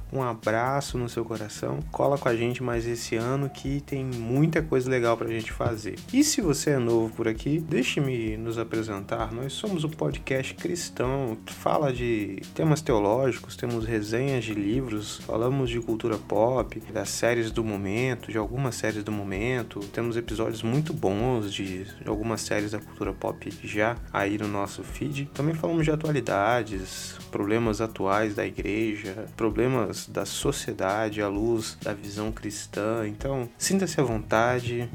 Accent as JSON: {"language": "Portuguese", "area": "Capixaba", "region": "Espírito Santo", "country": "Brazil", "said": "nós somos um podcast de Vitória, somos capixabas"}